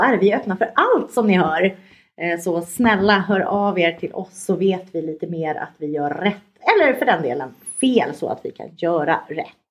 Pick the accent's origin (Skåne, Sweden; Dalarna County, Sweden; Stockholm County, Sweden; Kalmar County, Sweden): Stockholm County, Sweden; Stockholm; moved away as an adult; now in Skåne, Sweden; jag kom från Stockholm från början